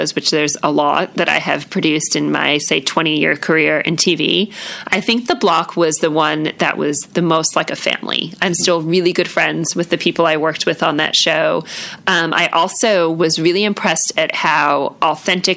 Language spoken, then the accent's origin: English; New York, United States; now in Sydney, Australia; I'm also from New York